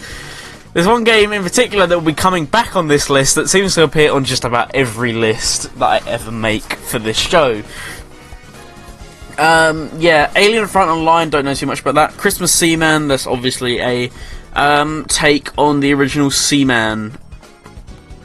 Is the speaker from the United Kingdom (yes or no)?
yes; England, United Kingdom; I'm English